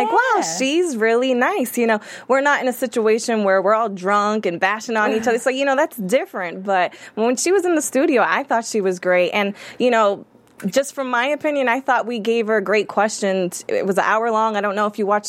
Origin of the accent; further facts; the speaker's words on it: Boston, Massachusetts, United States; I'm from Boston.